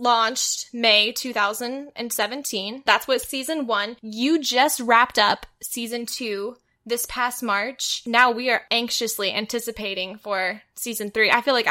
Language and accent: English; Midwest, United States; Yeah, yeah, we're both from the Midwest.